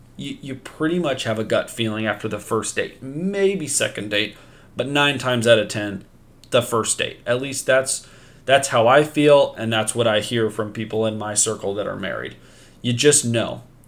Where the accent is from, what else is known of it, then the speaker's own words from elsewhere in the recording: Pacific Northwest, United States; I am from the Pacific Northwest